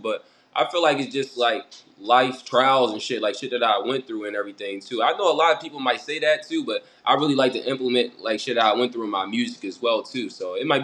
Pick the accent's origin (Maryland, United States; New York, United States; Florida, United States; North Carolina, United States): Maryland, United States; Annapolis; also born or lived in Baltimore, Maryland; born in Baltimore, raised in Annapolis